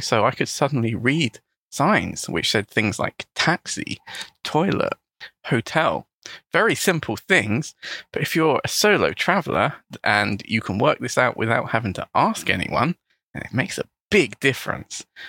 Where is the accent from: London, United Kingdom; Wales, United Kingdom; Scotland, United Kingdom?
London, United Kingdom; first language English; I'm also an English teacher from London in the United Kingdom.